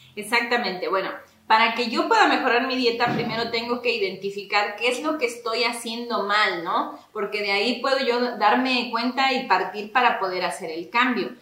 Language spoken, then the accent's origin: Spanish; Agua Blanca de Iturbide, Hidalgo, Mexico; now in Ixmiquilpan, Mexico; Yo soy originaria del municipio de Aguablanca de Iturbide, también perteneciente al estado de Hidalgo, pero llevo pues ya bastante tiempo radicando en Ixmiquilpan.